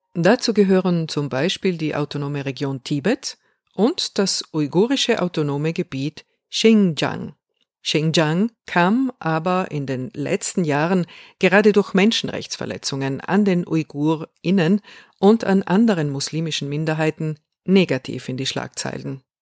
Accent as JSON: {"language": "German", "area": "South Tyrol", "region": "Trentino-Alto Adige", "country": "Italy", "said": "Ich bin eine Südtirolerin, die sich in zwei der drei Landessprachen gleichermaßen daheim fühlt"}